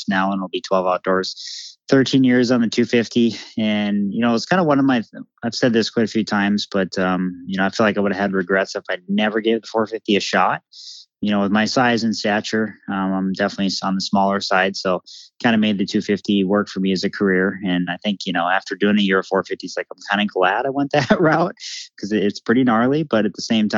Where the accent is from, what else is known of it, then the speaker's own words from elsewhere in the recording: Millville, Minnesota, United States; Millville, my hometown